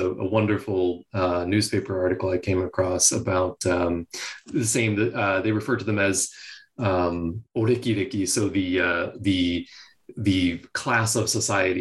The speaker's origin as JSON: {"language": "English", "country": "United States", "said": "problem with being an American"}